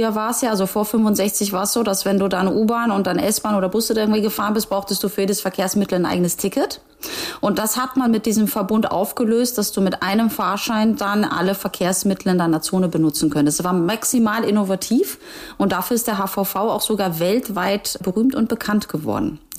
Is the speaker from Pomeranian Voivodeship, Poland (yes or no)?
yes; Gdansk, Pomeranian Voivodeship, Poland; born there; ich bin ja irgendwo auch gebürtige Hanseatin. Ne? Also wer das historisch verfolgt, weiß ja, dass Danzig ja auch irgendwann zu diesem Hanseverbund dazugehört hat.